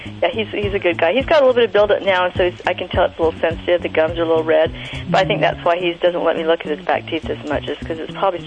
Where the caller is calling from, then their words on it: St. George, Utah, United States; I'm calling from St. George, Utah.